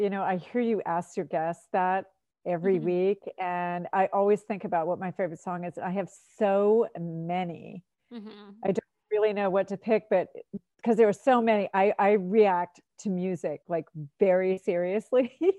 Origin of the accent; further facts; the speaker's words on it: Florida, United States; now in New Hampshire, United States; I grew up in Florida. I baked in the sun all the time. I feel like I stayed out of the sun a lot coming to New Hampshire.